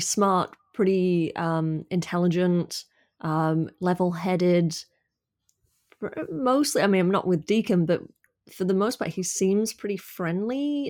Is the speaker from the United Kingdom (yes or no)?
yes; United Kingdom; as a Brit